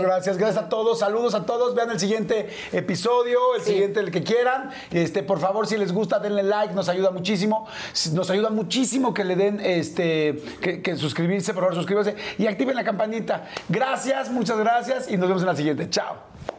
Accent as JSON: {"language": "Spanish", "area": "near Papantla", "region": "Veracruz", "country": "Mexico", "tie": "born or raised there", "moved": "yes"}